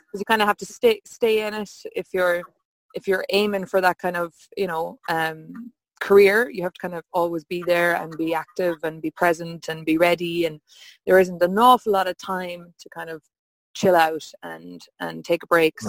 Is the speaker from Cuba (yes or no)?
no; Hollymount, Connacht, Ireland; I'm from Hollymount best oh. little town in Mayo. It's between Claremorris and Ballinrobe, South Mayo.